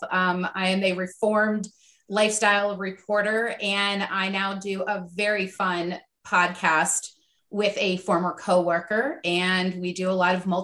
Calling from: Enola, Pennsylvania, United States; I am calling from Enola, Pennsylvania, right outside of Harrisburg.

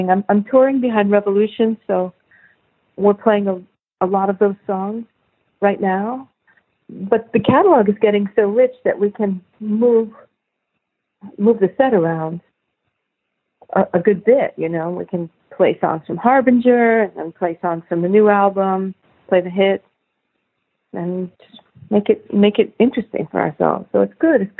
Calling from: Atlanta, Georgia, United States; I'm calling from Atlanta.

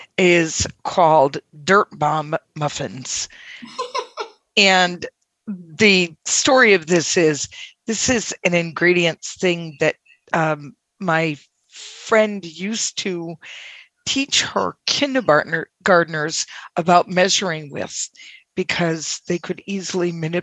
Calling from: Massachusetts, United States; I'm excellent, and I won't forget this time. I am from Massachusetts.

